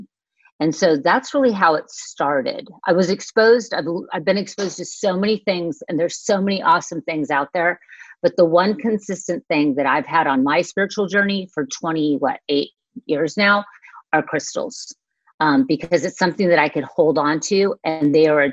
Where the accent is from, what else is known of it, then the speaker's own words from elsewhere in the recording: Manhattan Beach, California, United States; I grew up in Manhattan Beach